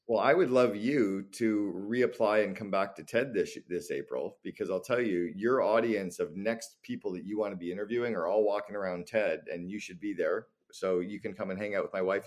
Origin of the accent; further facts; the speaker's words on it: Canada; moved away; also born or lived in Barbados; I'm Canadian